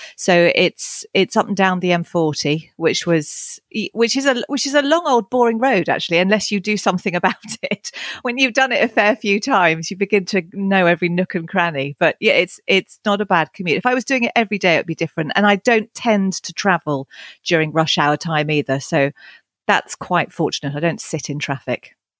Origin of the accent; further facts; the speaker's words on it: East Sussex, South East England, United Kingdom; moved away as an adult; also born or lived in Henley-on-Thames; now in Cotswolds, United Kingdom; I was born down in Henley on Thames, and I, I grew up in East Sussex, but over the last decade have moved back to the Cotswolds